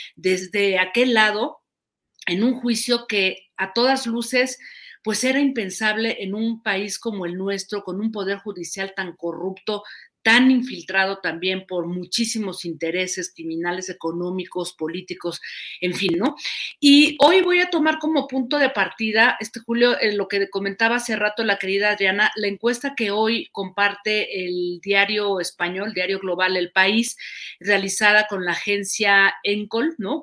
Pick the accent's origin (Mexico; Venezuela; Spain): Mexico; somos los mexicanos